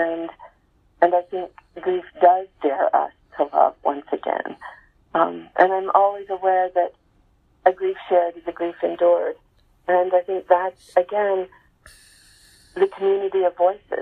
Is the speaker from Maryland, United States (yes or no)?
no; Salt Lake City, Utah, United States; we were growing up in Salt Lake City, you know, Mormon family